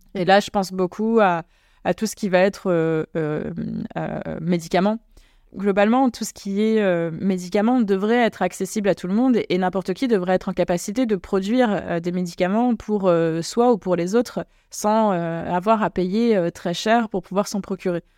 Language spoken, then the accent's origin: French; Normandy, France; moved away; also born or lived in Creuse; en Normandie aussi d'ailleurs. c'est là d'où je viens